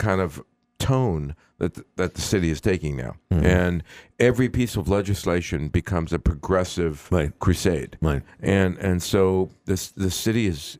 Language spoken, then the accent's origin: English; New York, United States; also born or lived in Queens; now in Boston, United States; when I grew up in New York